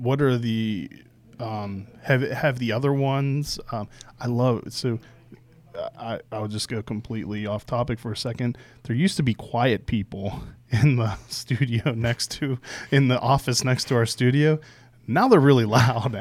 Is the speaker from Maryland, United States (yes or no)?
no; outside of Pittsburgh, Pennsylvania, United States; moved away; where I grew up outside of Pittsburgh